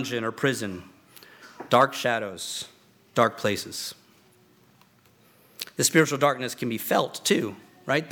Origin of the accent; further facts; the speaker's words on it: Virginia, United States; moved away; I grew up back on the East Coast, and in Virginia, we had the Blue Ridge Mountains